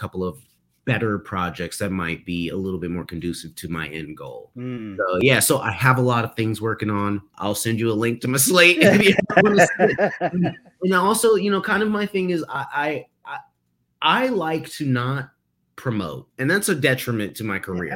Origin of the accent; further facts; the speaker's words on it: New York City, New York, United States; I'm from Harlem